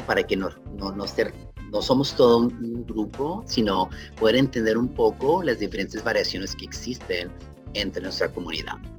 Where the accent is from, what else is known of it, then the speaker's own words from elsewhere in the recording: Ciudad Juárez, Chihuahua, Mexico; now in Seattle, United States; para mi tierra natal, Ciudad Juárez